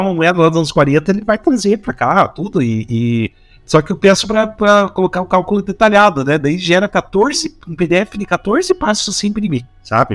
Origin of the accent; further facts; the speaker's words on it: Curitiba, Paraná, Brazil; accent: Curitibano; a gente tira sarro do nosso próprio sotaque. Eu tiro sarro de mim mesmo, pro próprio sotaque, então eu tenho direito. Eu tenho lugar de fala aí para tirar sarro do sotaque dos outros, que o sotaque curitibano também é